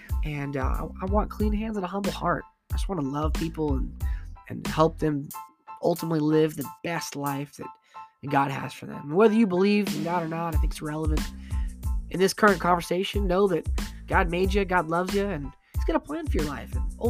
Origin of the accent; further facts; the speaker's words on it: Arizona, United States; also born or lived in Florida / Michigan; I grew up in Florida, but I was born in Florida, but kind of raised in Arizona. Got older, moved back to Florida. Then I moved to Michigan for a couple years. And I moved back to Arizona.